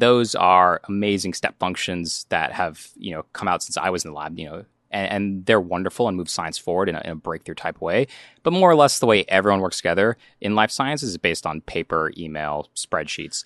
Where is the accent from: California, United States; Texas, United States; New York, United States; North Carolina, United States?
North Carolina, United States; growing up in North Carolina